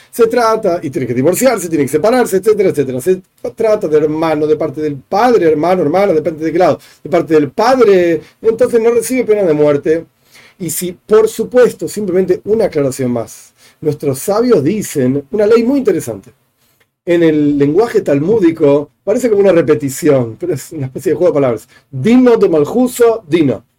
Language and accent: Spanish; Argentina; yo vivo en Argentina, soy argentino, nací en Argentina